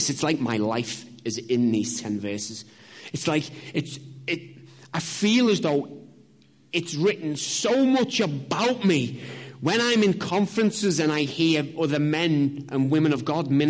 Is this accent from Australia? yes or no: no; Liverpool, North West England, United Kingdom; I'm from Liverpool